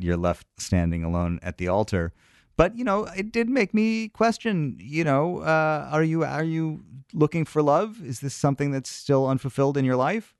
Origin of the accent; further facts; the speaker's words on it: New York, United States; as a New Yorker